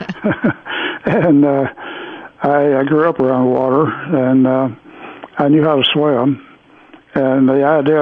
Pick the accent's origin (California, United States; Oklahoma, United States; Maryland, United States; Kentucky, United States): Kentucky, United States; McLean County; also born or lived in Evansville, Indiana / Detroit, Michigan / Hopkins County, Kentucky; So then we moved over to McLean County, where my mother's parents lived. So that actually is where I grew up and went through all my elementary and high school